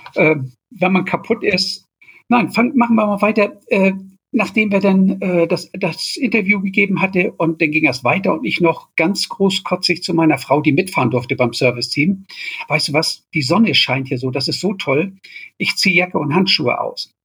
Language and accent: German; Germany; als Deutscher